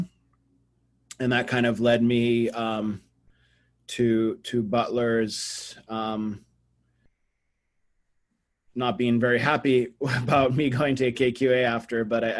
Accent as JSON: {"language": "English", "country": "Brazil", "tie": "born or raised there", "also_born_or_lived": "Boston, United States", "said": "I was born in Boston, but at 8, I moved to Brazil. And so in America, I was always, I'm the Brazilian, and in Brazil, I'm the American"}